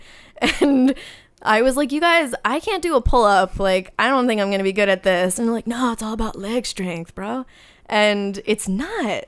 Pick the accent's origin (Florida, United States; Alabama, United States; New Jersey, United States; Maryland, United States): New Jersey, United States; I'm from New Jersey